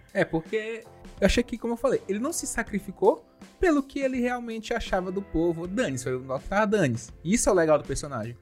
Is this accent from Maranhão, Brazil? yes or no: yes; Lençóis Maranhenses, Maranhão, Brazil; os lençóis maranhenses, minha terra natal